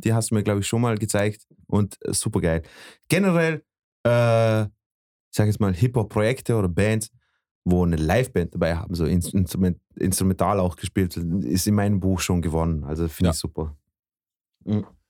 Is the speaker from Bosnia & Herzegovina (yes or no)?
yes; Bosnia & Herzegovina; also born or lived in Vorarlberg; now in Austria; aus meinem Heimatland